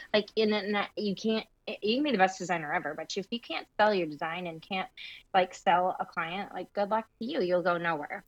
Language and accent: English; Michigan, United States; moved away as an adult; also born or lived in Indiana / Colorado; So I grew up in Michigan, born and raised in Michigan, all through college